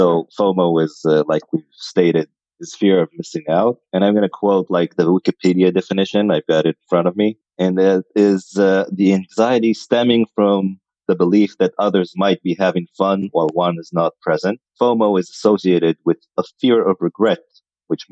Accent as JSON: {"language": "English", "town": "Tel Aviv", "region": "Tel Aviv District", "country": "Israel", "said": "I'm from Tel Aviv as well"}